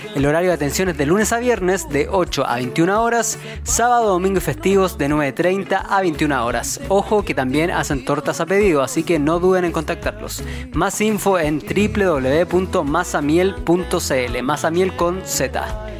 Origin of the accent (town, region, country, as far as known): Chile